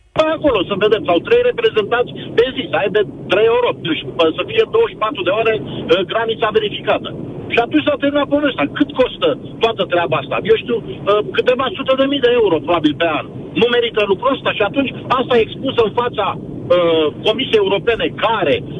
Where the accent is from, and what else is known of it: Romania